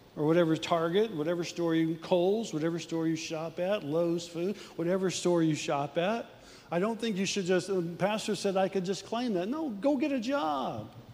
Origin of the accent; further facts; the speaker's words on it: Midwest, United States; We're from the Midwest